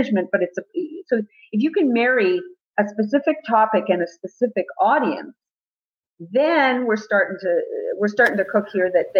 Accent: Jerusalem, Jerusalem District, Israel; I was born in Jerusalem

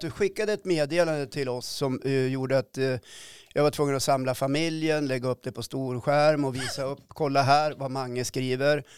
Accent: Östersund, Jämtland, Sweden; Jag kommer från Östersund

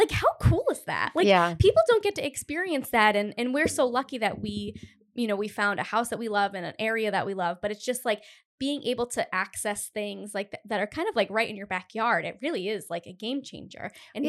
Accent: Cumberland, Rhode Island, United States; because I'm from Cumberland originally, Cumberland, Rhode Island, which there is no like town center.

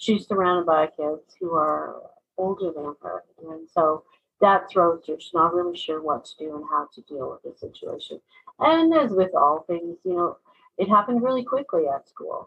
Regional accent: Vancouver, British Columbia, Canada; I grew up in Vancouver for a big portion

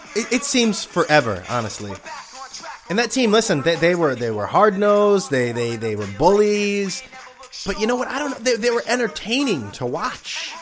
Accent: New England, United States; I'm from New England.

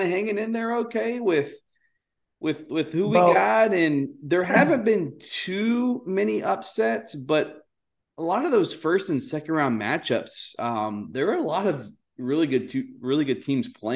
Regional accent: Houston, Texas, United States; I grew up in Houston, but I grew up on the north side of Houston

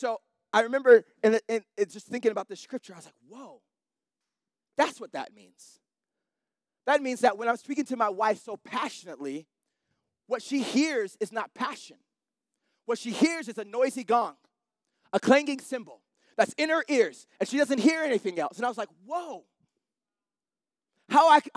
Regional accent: Salt Lake City, Utah, United States; I'm from Salt Lake City

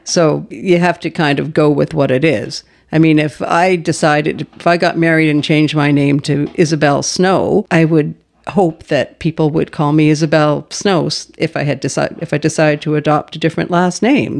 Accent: Halifax, Nova Scotia, Canada; moved away as an adult; now in Powell River, Canada; I was a child growing up in Halifax

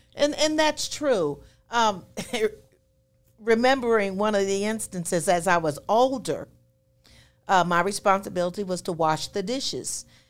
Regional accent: West Grove, Pennsylvania, United States; moved away; I was born in West Grove, Pennsylvania

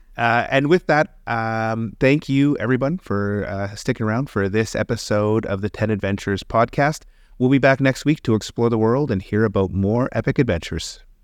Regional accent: Canada; also born or lived in England; me as a Canadian

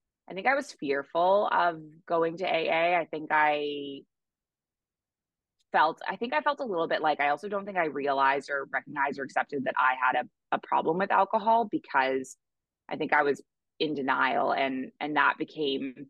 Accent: Toronto, Ontario, Canada; moved away as an adult; now in Bali, Indonesia; So I am originally from Canada. I grew up in Toronto.

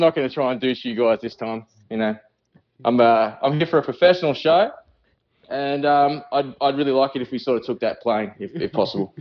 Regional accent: Australia; accent: Australian; I'm Australian

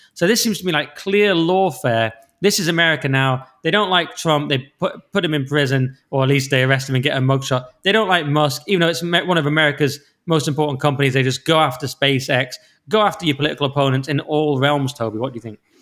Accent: Cumbria, North West England, United Kingdom; I'm from Cumbria

